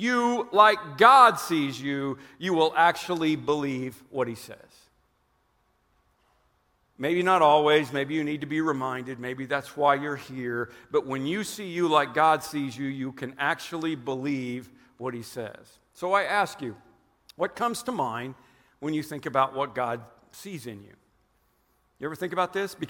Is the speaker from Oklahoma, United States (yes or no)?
yes; Oklahoma, United States; I'm from Oklahoma